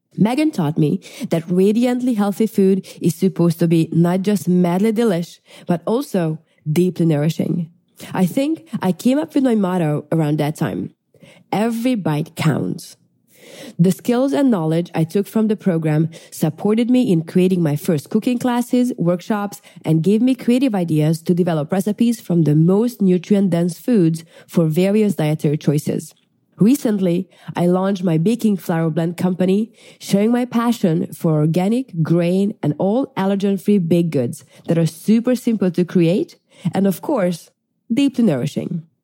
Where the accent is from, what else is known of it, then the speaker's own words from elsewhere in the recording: Hungary; now in Florida, United States; I am originally from Hungary, but have been enjoying life in the sunny Florida